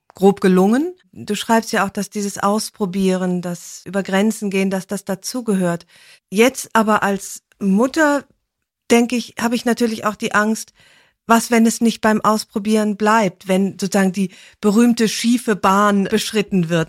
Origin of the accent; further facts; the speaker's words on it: Rhineland, Germany; ich bin ja Rheinländerin